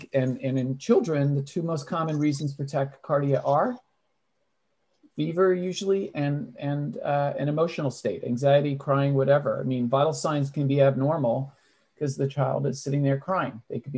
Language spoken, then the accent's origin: English; Boston, Massachusetts, United States; accent: Boston; there are times that no one, even the most seasoned pediatric neurologist at Harvard, would not like my Boston accent.